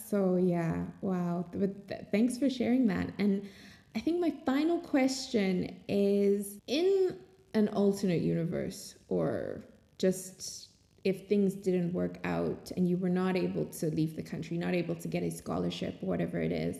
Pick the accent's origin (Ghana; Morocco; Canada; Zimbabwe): Zimbabwe; moved away as an adult; also born or lived in Switzerland; growing up in Zimbabwe.